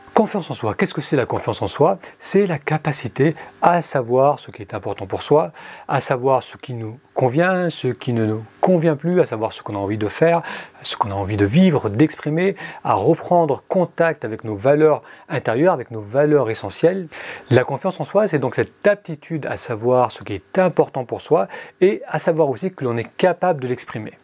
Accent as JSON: {"language": "French", "country": "France", "tie": "born or raised there", "also_born_or_lived": "Beirut, Lebanon / Italy / United States / Middle East", "moved": "as an adult", "said": "Je suis né au Liban, mais je suis venu très jeune en France"}